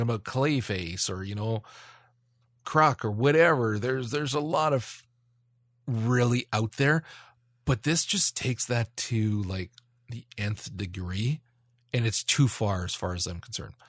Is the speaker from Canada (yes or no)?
yes; Canada; I'm Canadian